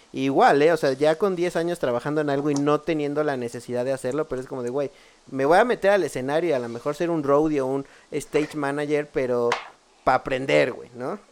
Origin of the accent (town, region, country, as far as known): Mexico